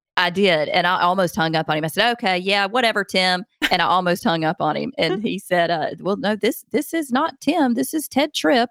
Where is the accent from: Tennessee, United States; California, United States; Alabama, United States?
Alabama, United States; Montgomery, Alabama, which is my home state, only like an hour from where I live